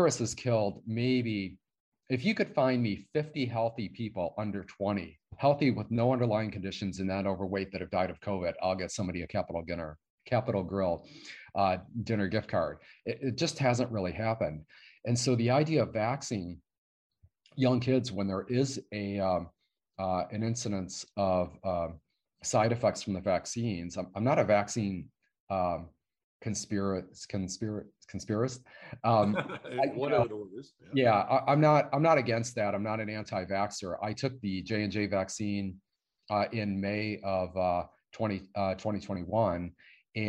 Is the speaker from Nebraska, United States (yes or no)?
no; Michigan, United States; now in Texas, United States; I'm from Michigan.